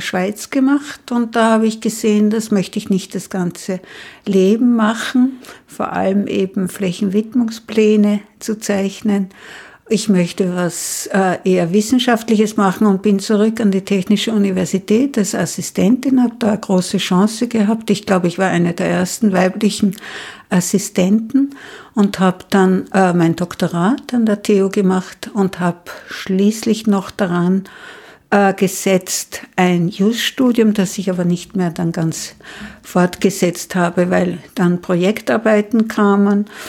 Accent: Unterach am Attersee, Upper Austria, Austria; moved away as an adult; also born or lived in Mondsee / Salzburg; now in Vienna, Austria; ich bin am Land geboren, in Unterach am Attersee und habe dann die Schule in Mondsee und in Salzburg, aber auch in Unterach besucht

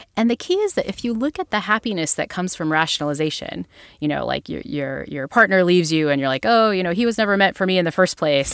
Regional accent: Northeast, United States; I'm from the Northeast, like, I'm a Yankee girl at heart

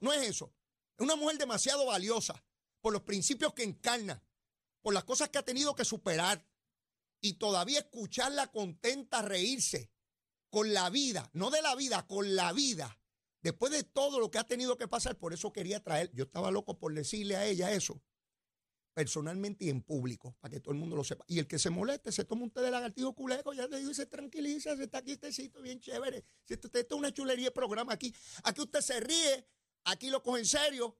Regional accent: Puerto Rico; la cotidianidad con que nos desarrollamos en Puerto Rico

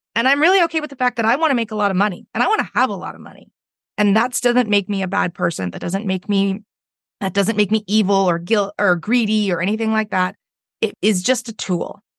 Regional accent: Victoria, British Columbia, Canada; I'm from Victoria, B C, which is on the west coast of Canada

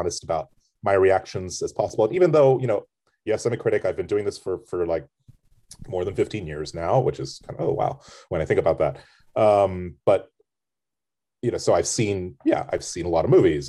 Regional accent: United States; as an American critic

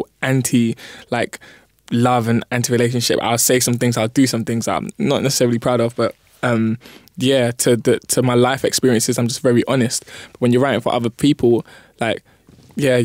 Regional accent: London, United Kingdom; I was born in East, lived there for a bit, come to North.

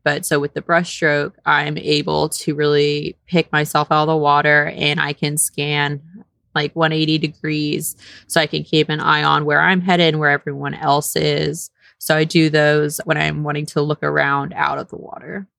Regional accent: Houston, Texas, United States; also born or lived in Saint Kitts and Nevis; I'm originally born and raised in Texas

